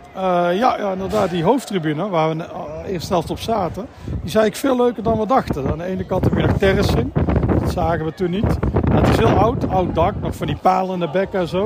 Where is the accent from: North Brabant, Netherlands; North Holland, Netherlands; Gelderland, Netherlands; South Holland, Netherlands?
North Brabant, Netherlands; Tilburg; kom uit Tilburg